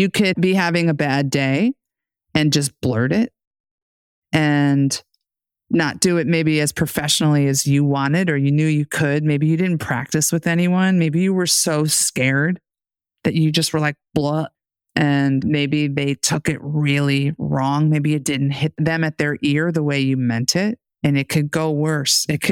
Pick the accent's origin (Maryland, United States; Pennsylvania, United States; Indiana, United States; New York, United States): New York, United States; New York City; I grew up in the New York City metro area.